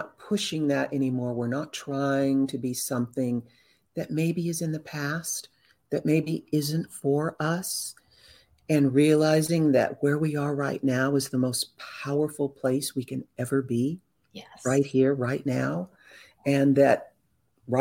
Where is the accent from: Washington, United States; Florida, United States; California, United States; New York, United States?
California, United States; Southern; I grew up in Southern California around artistic entertainment people